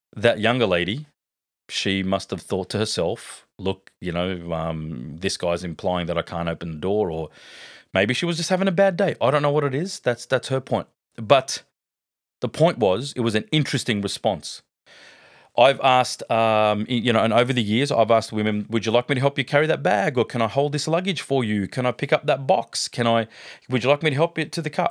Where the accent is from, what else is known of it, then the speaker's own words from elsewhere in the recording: Sydney, New South Wales, Australia; I grew up in a great family back in Parramatta.